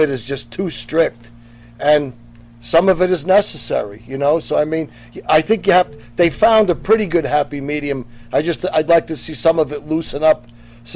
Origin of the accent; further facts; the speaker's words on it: New York area, United States; growing up in the New York area